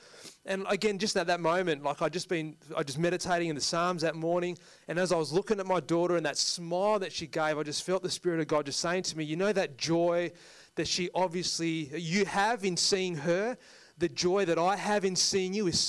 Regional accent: India; you're Indian and I'm Indian, so this is going to be a tough deal, but I'm not dropping my price.

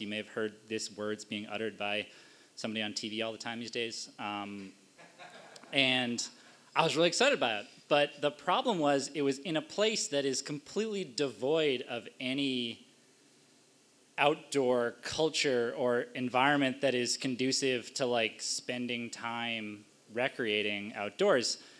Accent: Cape Cod, Massachusetts, United States; also born or lived in Washington, D.C.; now in Boston, United States; I grew up in New England on Cape Cod

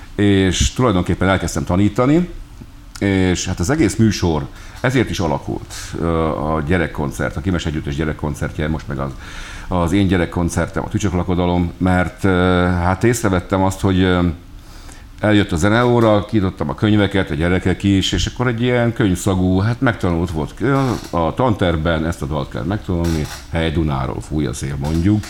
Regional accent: Hungary; vagyunk mi magyarok

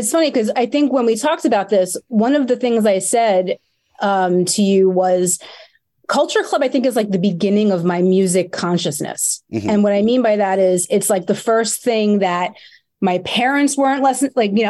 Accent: New York City, New York, United States; I grew up in Staten Island.

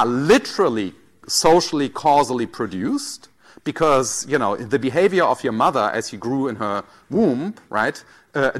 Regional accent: Germany; accent: German; I might think of myself as German in some way. People tell me I'm German, right? I mean, it's in my passport, and then there might be other features that make me German, right? My accent

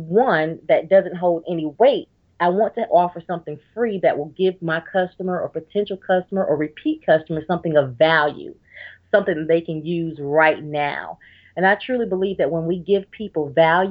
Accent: Georgia, United States; now in North Carolina, United States; I'm originally from Georgia, but now I live in North Carolina.

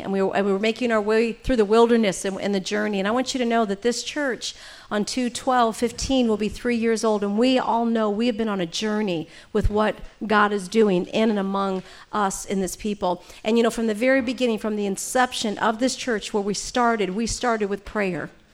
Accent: St. Louis, Missouri, United States; now in California, United States; I'm from Saint Louis.

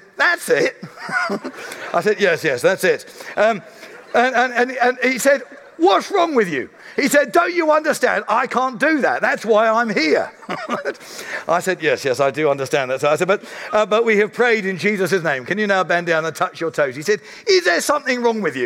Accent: Surrey, South East England, United Kingdom; I'm a guy from Surrey

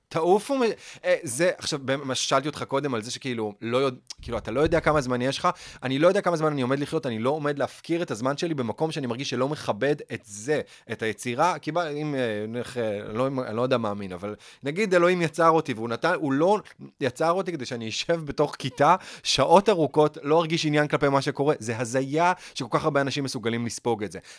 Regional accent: Herzliya, Tel Aviv District, Israel; גדלתי בהרצליה

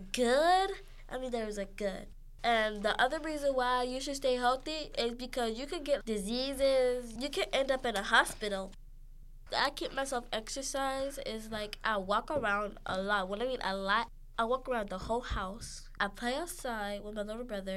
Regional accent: Pittsburgh, Pennsylvania, United States; I'm 10 years old, and I'm from Pittsburgh.

